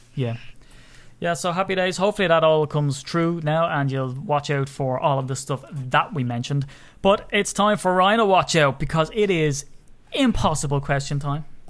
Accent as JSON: {"language": "English", "country": "Ireland", "said": "I'm Irish"}